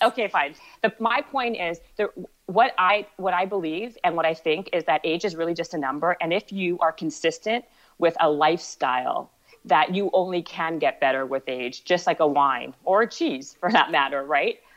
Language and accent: English; Canada; also born or lived in Ottawa, Canada / Winnipeg, Canada / Toronto, Canada; I was born in Ottawa and then I moved to Winnipeg and then Toronto